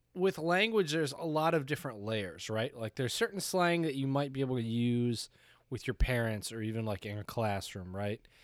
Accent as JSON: {"language": "English", "region": "Michigan", "country": "United States", "accent": "Michigan", "said": "I was from Michigan"}